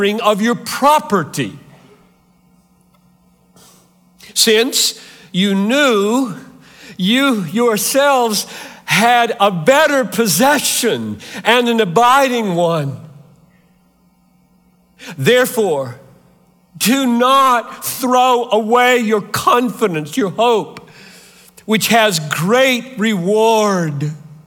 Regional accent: Greenville, South Carolina, United States; moved away; I grew up 3 hours from here in Greenville, South Carolina. I'm a Southerner by birth

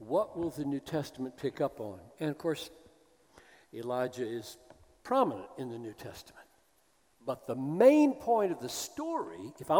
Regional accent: the South, United States; as an American who grew up in the South

